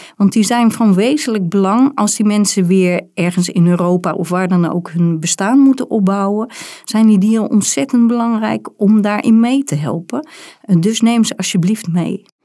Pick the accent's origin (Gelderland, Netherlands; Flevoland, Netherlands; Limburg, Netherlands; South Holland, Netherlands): South Holland, Netherlands; Rotterdam; ik ben geboren in Rotterdam